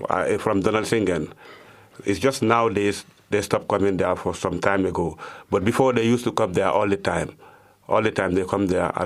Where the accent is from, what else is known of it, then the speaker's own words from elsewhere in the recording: Gambia; moved away as an adult; now in Germany; from Gambia.